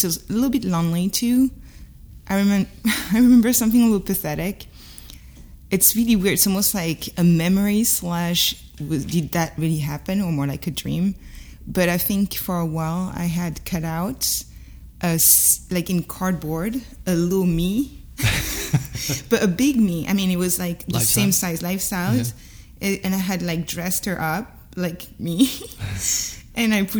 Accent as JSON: {"language": "English", "area": "Paris suburbs", "region": "Île-de-France", "country": "France", "tie": "born or raised there", "second_language": "English", "moved": "as an adult", "lives_now": "Brooklyn, United States", "said": "I grew up in Paris suburbs"}